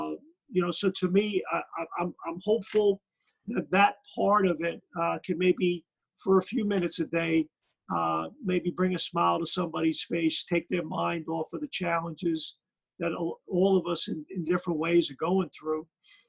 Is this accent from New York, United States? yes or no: yes; New York City, New York, United States; my parents are from Ireland. They're immigrants, so I'm first generation. My parents were married in the Bronx, and then we grew up in Brooklyn.